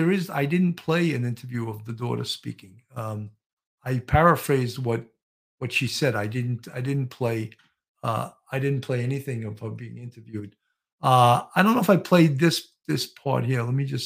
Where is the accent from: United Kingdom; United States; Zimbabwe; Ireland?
Ireland; Kelly, I'm Irish too, and lots of drinkers.